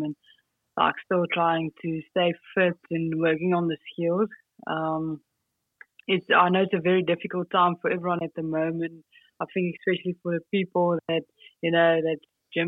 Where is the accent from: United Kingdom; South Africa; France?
South Africa; Polokwane, Limpopo; I grew up in a town called Limpopo. So that's the provincial Limpopo. Yep. And then in Polokwane